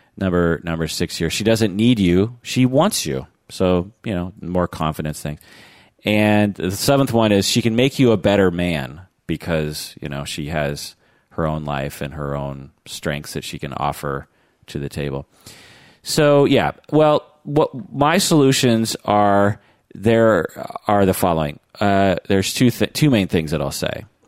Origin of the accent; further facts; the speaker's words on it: the Northwest, Pacific Northwest, United States; growing up in the Northwest